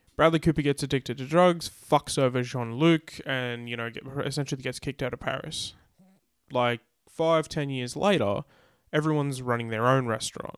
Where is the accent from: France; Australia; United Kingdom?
Australia; we're Australian